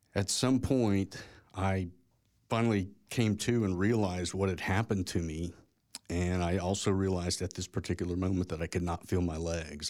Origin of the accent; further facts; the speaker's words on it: Tulsa, Oklahoma, United States; also born or lived in Edmond, Oklahoma; I grew up in Tulsa, Oklahoma